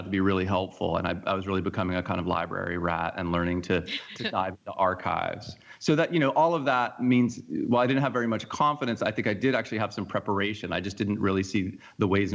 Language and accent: English; Forsyth County, Georgia, United States; moved away; I grew up in Forsyth County. My parents moved there in 1977 when I was 7 years old